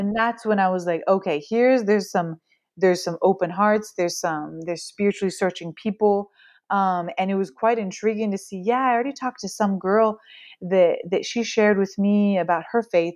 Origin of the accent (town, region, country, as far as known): Pacific Northwest, United States; born or raised there; moved away as an adult; now in France